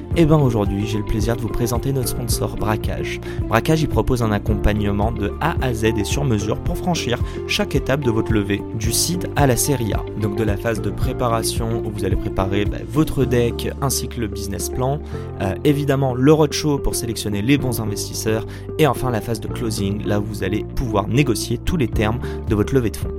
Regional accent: Morocco; je suis marocain

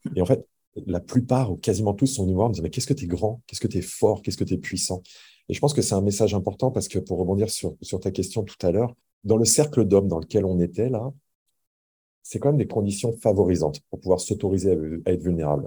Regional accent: France; je suis français.

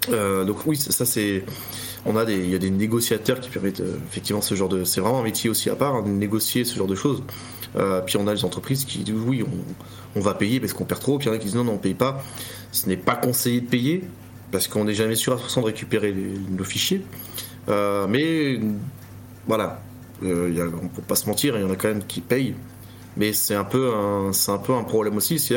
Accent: France; si on fait ça, nous, en tant que Français, les, les, les pirates vont venir dire Ah, venez voir les Français

